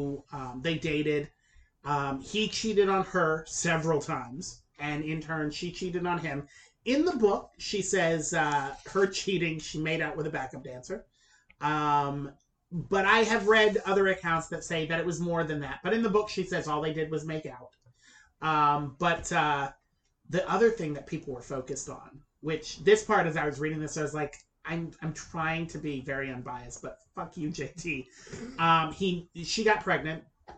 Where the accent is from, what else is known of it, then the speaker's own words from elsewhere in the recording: the South, United States; I grew up in the South